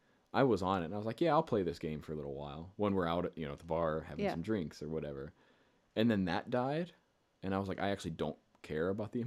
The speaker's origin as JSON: {"language": "English", "town": "Pittsburgh", "region": "Pennsylvania", "country": "United States", "said": "It's in Ohio, so I'm originally from Pittsburgh."}